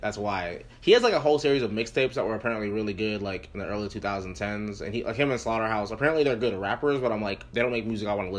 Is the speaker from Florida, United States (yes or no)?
yes; Florida, United States; growing up, no one around me cared about … because I grew up in Florida.